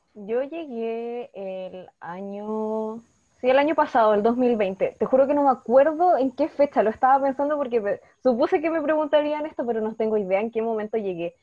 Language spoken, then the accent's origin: Spanish; Temuco, Araucanía, Chile; soy de Temuco